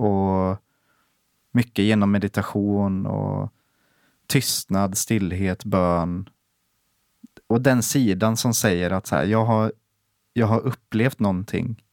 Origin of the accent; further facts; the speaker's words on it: Sweden; som svensk